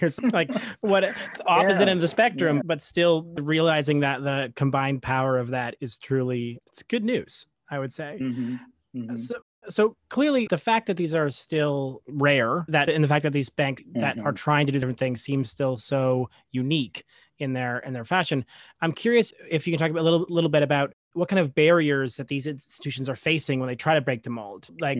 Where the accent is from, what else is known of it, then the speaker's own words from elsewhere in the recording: New York, United States; including as a New Yorker, Toronto has a similar real estate market